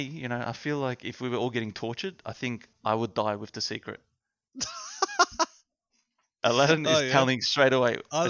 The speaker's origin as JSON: {"language": "English", "country": "Australia"}